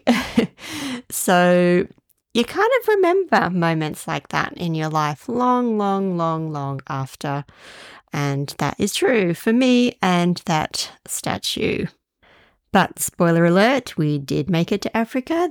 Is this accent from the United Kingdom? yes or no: no; Australia; as an Australian